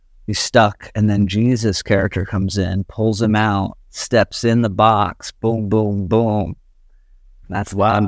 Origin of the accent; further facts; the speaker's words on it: the South, United States; I mean, I grew up in the South and the Baptist church in the South.